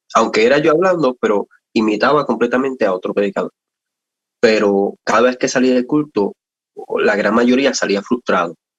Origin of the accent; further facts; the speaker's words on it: Puerto Rico; somos de Puerto Rico y pues desde, desde niño, ¿verdad? Mi, mi, mi mamá especialmente nos crió en el Evangelio